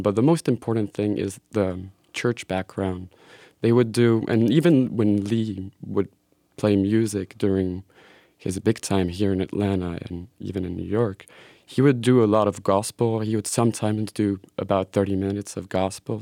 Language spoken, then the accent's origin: English; Switzerland; moved away; also born or lived in Belgium; I grew up in Switzerland